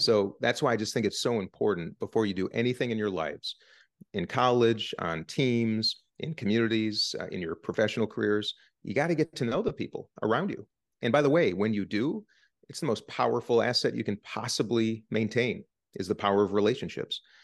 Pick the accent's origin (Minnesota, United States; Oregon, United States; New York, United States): Minnesota, United States; Minnesota, my home state